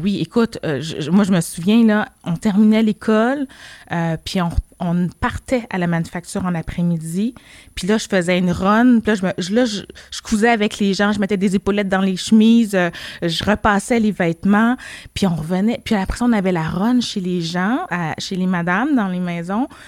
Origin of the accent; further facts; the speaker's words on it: Montreal, Quebec, Canada; also born or lived in Laval; je suis née ici, je suis née à Montréal, dans le quartier de Saint-Michel. Euh, puis quand mes parents, ils ont déménagé, dans le fond, sur la rive nord, à Laval